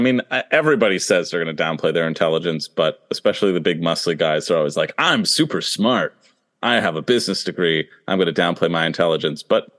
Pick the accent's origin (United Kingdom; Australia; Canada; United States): Canada; And I was like, hey, I'm Canadian. What the heck? You didn't put us any on season 43.